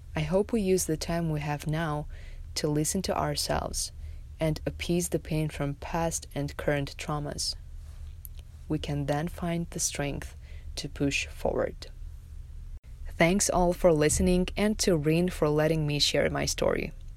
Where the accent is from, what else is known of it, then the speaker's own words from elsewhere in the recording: Tajikistan; moved away as an adult; now in Las Vegas, United States; in my home country of Tajikistan